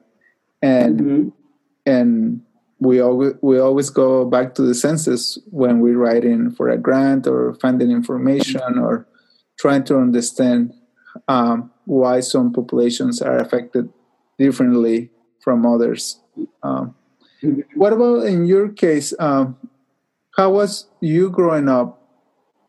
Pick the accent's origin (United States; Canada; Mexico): Mexico; moved away; I grew up in Mexico